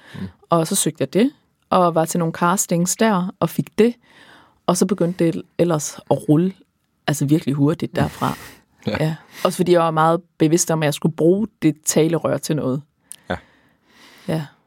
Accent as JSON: {"language": "Danish", "town": "Aars", "region": "North Denmark Region", "country": "Denmark", "tie": "born or raised there", "moved": "yes", "lives_now": "Copenhagen, Denmark", "said": "min fødeby, Aars"}